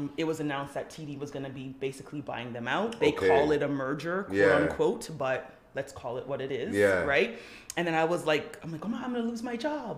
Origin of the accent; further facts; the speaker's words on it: Toronto, Ontario, Canada; I grew up in Galloway